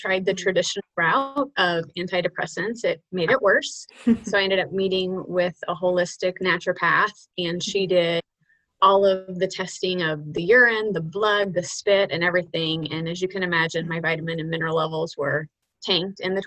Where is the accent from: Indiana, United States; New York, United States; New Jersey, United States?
Indiana, United States; now in Arizona, United States; I grew up in Indiana. I'm a Midwest girl